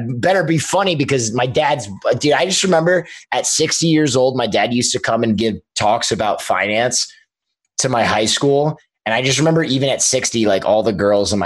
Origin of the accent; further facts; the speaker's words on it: Princeton, New Jersey, United States; moved away as an adult; also born or lived in Manhattan, New York / Long Island, New York; now in Los Angeles, United States; I split time between Manhattan and Long Island. Was like the first 7 years of my life, and then Princeton, New Jersey.